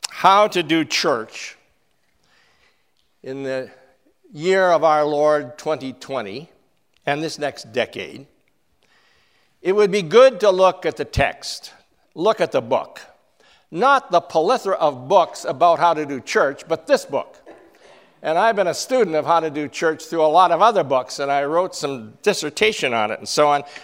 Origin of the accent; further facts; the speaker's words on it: Canada; I'm a Canadian.